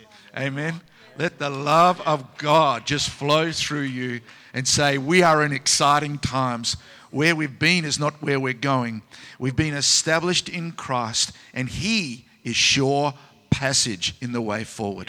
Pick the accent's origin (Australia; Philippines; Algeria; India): Australia; And as an Aussie